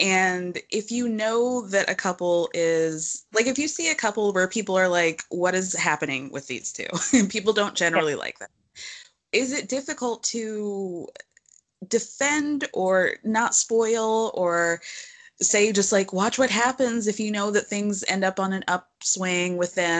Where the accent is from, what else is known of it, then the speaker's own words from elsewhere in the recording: Georgia, United States; I grew up in Georgia.